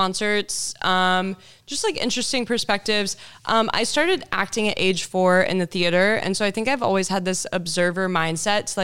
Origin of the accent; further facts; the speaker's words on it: Houston, Texas, United States; moved away as an adult; also born or lived in Malibu, California / Venice Beach, California / Denver, Colorado; now in Los Angeles, United States; I grew up in Houston, Texas. Then I moved to California to attend Pepperdine University